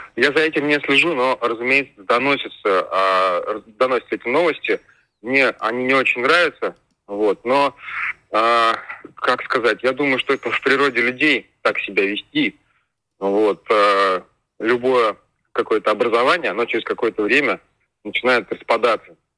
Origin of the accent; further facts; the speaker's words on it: Bashkortostan, Russia; я же из Советского Союза, я помню вот эти вот э, радио, я помню, как э, башкирское э, телевидение там внедрялось в мультики